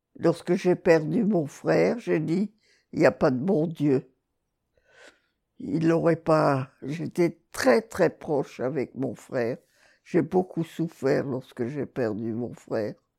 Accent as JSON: {"language": "French", "area": "Bas-Rhin, Alsace", "region": "Grand Est", "country": "France", "tie": "born or raised there", "also_born_or_lived": "Montpellier", "moved": "yes", "said": "Je suis née à Yvider, qui est dans le Bas-Rhin. C'est entre Strasbourg et Sarreguemines"}